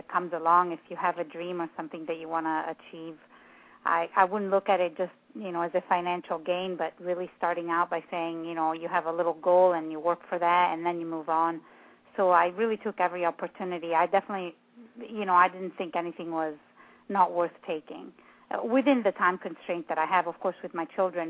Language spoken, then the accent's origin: English; Italy; English is a second language; moved away; I'm from Italy